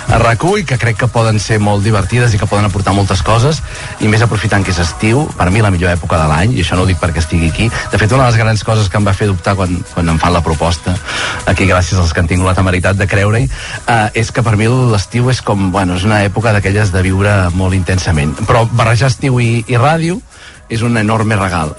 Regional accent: Mollet del Vallès, Catalonia, Spain; jo em vaig criar a Mollet del Vallès

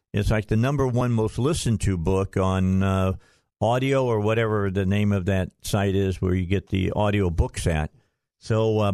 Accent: outside of Chicago, Illinois, United States; now in Arkansas, United States; I grew up outside of Chicago.

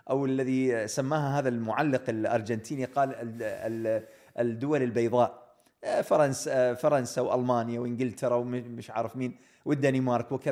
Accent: England, United Kingdom; ولما يعرفون ان انا من انجلترا يقولوا انتم بس انتم

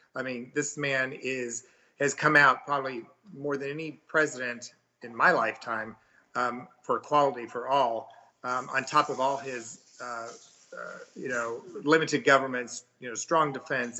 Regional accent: Missouri, United States; now in Texas, United States; I'm actually from Missouri

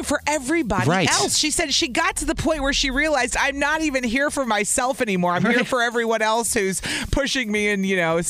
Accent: the South, United States; accent: southern; Listen to my southern accent kicking in right there.

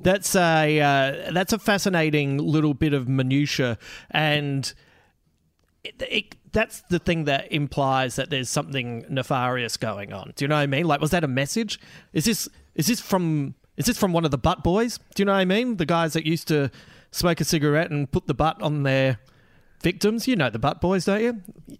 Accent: Adelaide, South Australia, Australia; my hometown.

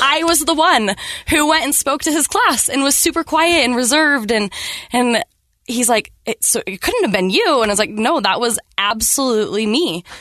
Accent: Riverton, Utah, United States; also born or lived in South Salt Lake, Utah; I grew up in South Salt Lake, grew up in Riverton

